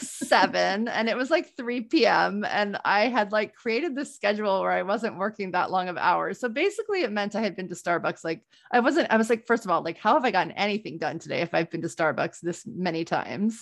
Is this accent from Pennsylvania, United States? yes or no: no; New Orleans, Louisiana, United States; moved away as an adult; now in Boston, United States; I grew up in New Orleans